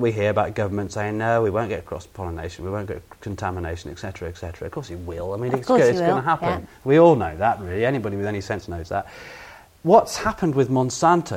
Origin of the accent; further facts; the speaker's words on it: England, United Kingdom; as an Englishman